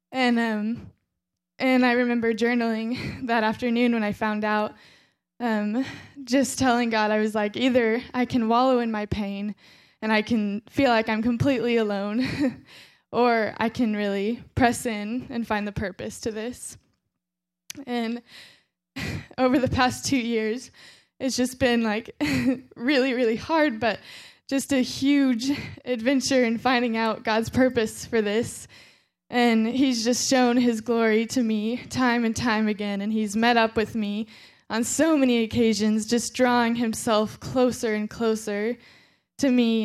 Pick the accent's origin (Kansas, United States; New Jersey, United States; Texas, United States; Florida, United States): Kansas, United States; Fort Scott; also born or lived in Joplin, Missouri; when I was eight years old, I moved from Joplin, Missouri to Fort Scott, Kansas